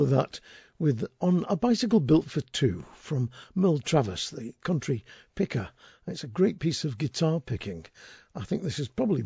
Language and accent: English; Settle, Yorkshire and the Humber, United Kingdom; my hometown of Settle